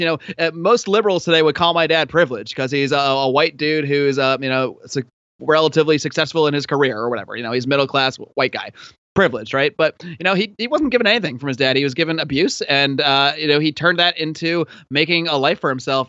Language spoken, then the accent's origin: English; Connecticut, United States; also born or lived in Buffalo, New York; now in California, United States; I was originally born in Buffalo, New York, and then I, I, uh, when I was about eight years old, my family moved to Connecticut